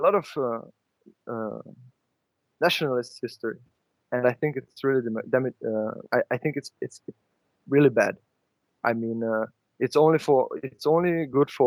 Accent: Hungary; English is a second language; also born or lived in Budapest; in Hungary, I'm calling from Budapest, Hungary, we have a lot of nationalized history

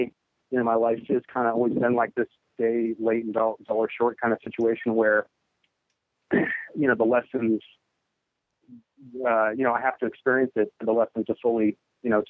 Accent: Northern California, United States; moved away as an adult; now in Minnesota, United States; I'm from Northern California originally, born and raised

